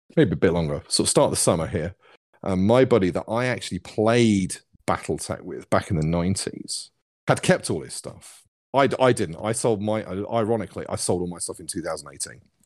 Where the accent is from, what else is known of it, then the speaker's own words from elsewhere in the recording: South East England, United Kingdom; accent: Cockney; now in Plymouth, United Kingdom; I grew up in the southeast. I grew up near London, which is why I sound a little bit like a Cockney.